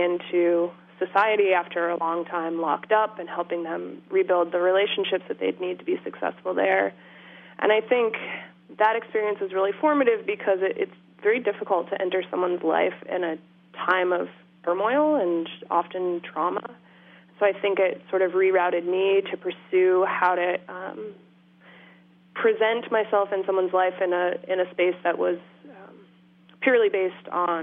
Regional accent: just outside of Portland, Maine, United States; now in Massachusetts, United States; I grew up in Maine. Just outside of Portland

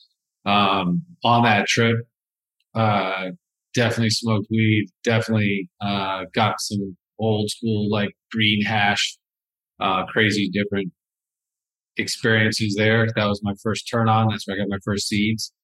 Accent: Kansas, United States; also born or lived in Hollywood, Florida; I was born in Hollywood, Florida, not Hollywood, California. Then my parents divorced, so I grew up actually in the Midwest in Kansas

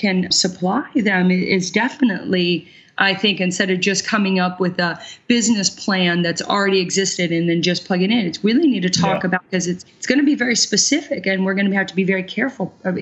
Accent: Kansas City, Missouri, United States; moved away as an adult; also born or lived in Brooklyn, New York; now in New York, United States; I'm 100% and was born and raised in Kansas City, Missouri, but my feet landed here 17 years ago in Brooklyn

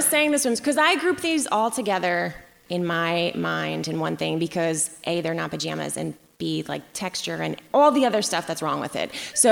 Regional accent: New Jersey, United States; now in Western Massachusetts, United States; I'm from Jersey originally.

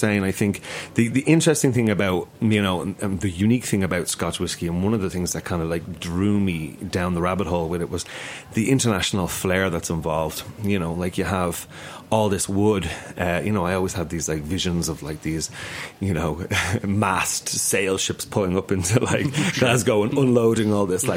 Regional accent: Ireland; now in New York City, United States; I grew up in Ireland

